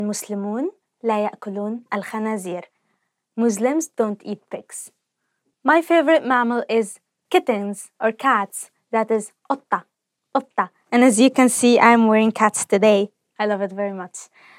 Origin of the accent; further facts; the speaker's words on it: Egypt; So as you all know, I'm from Egypt. I said that before.